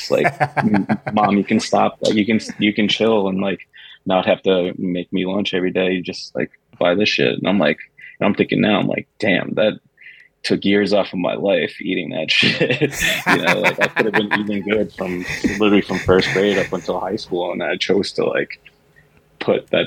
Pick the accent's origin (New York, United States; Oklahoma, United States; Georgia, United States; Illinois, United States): New York, United States; Queens; So I grew up in Queens.